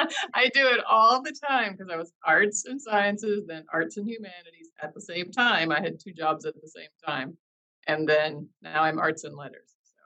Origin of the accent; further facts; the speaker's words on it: Iowa, United States; moved away as an adult; also born or lived in Pennsylvania; now in Norfolk, United States; So I'm from Iowa originally. That's where I grew up